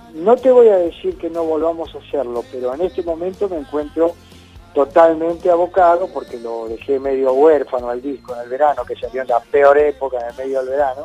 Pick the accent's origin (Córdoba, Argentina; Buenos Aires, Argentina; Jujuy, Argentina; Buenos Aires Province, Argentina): Córdoba, Argentina; moved away; para los cordobeses, para mi tierra